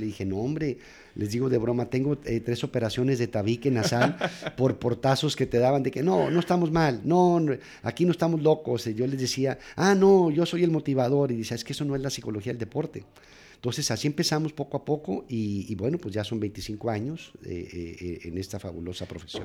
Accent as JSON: {"language": "Spanish", "town": "Nogales", "region": "Sonora", "country": "Mexico", "tie": "born or raised there", "also_born_or_lived": "Torreón, Coahuila, Mexico", "moved": "as an adult", "lives_now": "Monterrey, Mexico", "said": "Yo, soy nacido en Torreón, pero crecido en, la frontera de Nogales, Sonora"}